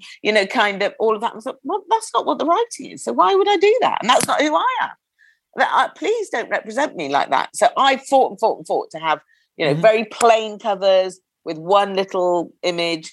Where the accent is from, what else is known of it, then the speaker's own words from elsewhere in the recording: United Kingdom; we're British